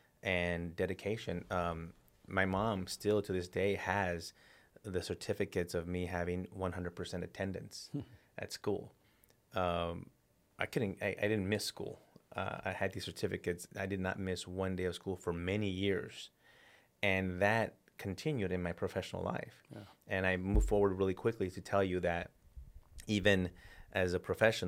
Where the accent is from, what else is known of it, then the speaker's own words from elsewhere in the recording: El Paso, Texas, United States; I grew up in El Paso, Texas, in a border town, lower income family. My parents immigrated here legally.